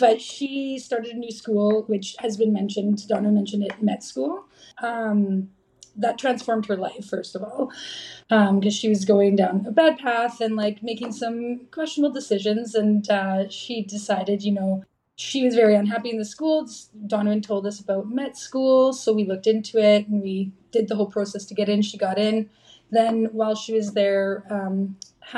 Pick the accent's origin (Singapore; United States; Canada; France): Canada; Dryden, Ontario; I grew up in Dryden, Ontario.